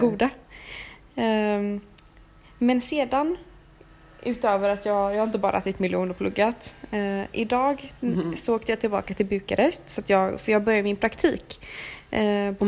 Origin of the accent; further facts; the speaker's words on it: Sweden; som vi köper hemma i Sverige